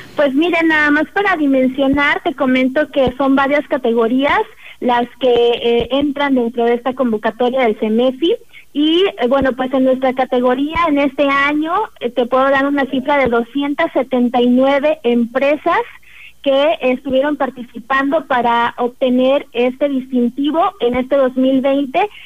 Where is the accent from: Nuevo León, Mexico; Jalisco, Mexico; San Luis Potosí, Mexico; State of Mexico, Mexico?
San Luis Potosí, Mexico; Tamuín / Ciudad Valles; somos personas de nuestra propia comunidad, somos personas de Tamuín, somos personas de Ciudad Valles